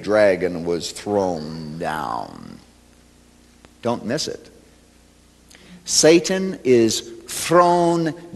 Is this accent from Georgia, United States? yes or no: no; Chicago, Illinois, United States; I come from Chicago